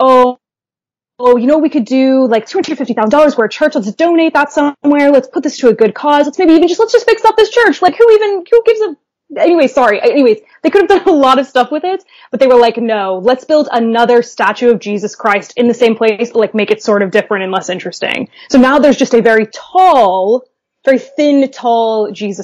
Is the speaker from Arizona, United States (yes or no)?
no; Dayton, Ohio, United States; now in Edinburgh, United Kingdom; I grew up in Dayton, Ohio, or a suburb just outside of Dayton, Ohio